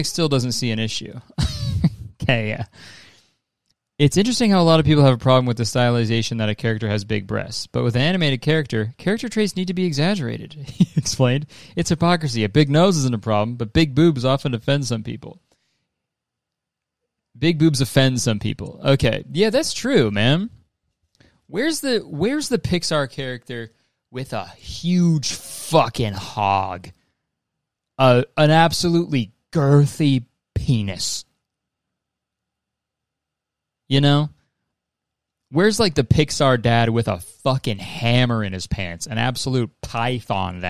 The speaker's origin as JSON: {"language": "English", "country": "Canada", "said": "I'm Canadian"}